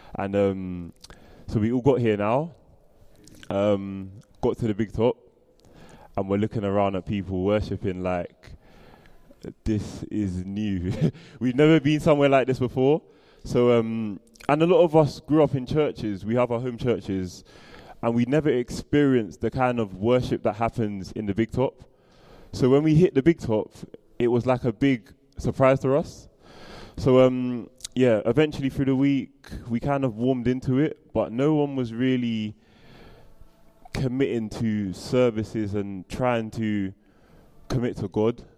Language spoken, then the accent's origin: English; London, United Kingdom; I'm from Southeast London and I live in Camberwell